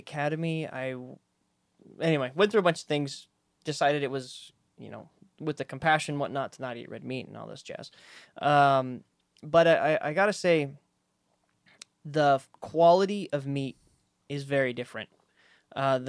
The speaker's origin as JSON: {"language": "English", "region": "Wisconsin", "country": "United States", "tie": "born or raised there", "said": "I grew up in Wisconsin for the most part. I went back and forth"}